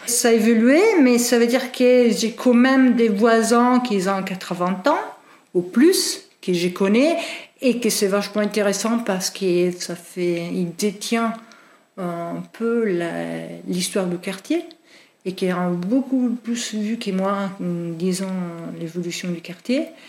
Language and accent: French; Italy; French is a second language; moved away as an adult; also born or lived in Norway / England; now in Nantes, France; je suis italienne, euh, donc euh, j'ai vécu juste à mes 26 ans en Italie